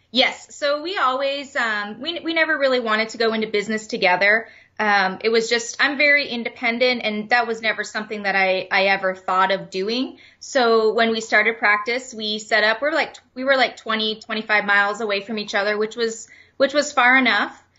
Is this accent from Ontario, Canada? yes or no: yes; Leamington, Ontario, Canada; moved away as an adult; also born or lived in Erie, Pennsylvania / Phoenix; I am originally from Leamington, Ontario. So I, I was born and raised in Canada, the most southern town in Canada, right on Lake Erie